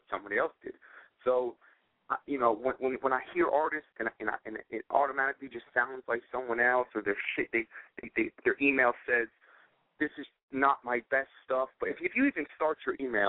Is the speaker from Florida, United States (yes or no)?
yes; Florida, United States; also born or lived in Miami / Los Angeles; I'm from Florida. I'm back and forth between Miami and L.A.